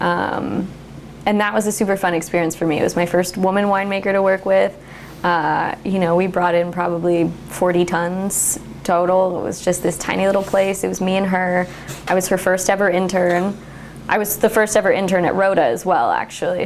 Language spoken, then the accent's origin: English; Templeton, California, United States; moved away as an adult; also born or lived in Newburg, Oregon; now in Newberg, United States; I grew up in San Luis Obispo, California, in a little town called Templeton.